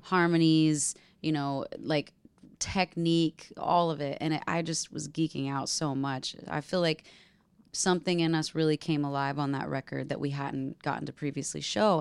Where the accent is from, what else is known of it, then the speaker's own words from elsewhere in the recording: Nashville, Tennessee, United States; my first adult experience living in my hometown by myself in my own house.